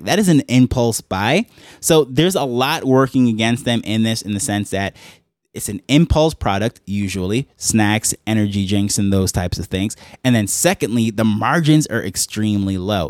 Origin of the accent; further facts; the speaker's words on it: New York, United States; moved away as an adult; now in Jamaica; I grew up in New York